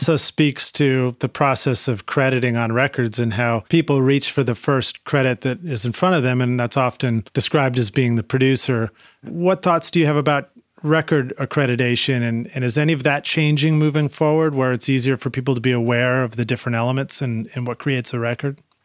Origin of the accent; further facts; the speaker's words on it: Boston, Massachusetts, United States; I'm from Boston